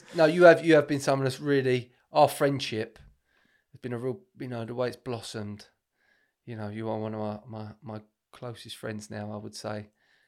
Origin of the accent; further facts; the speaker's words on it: United Kingdom; I'm British Italian.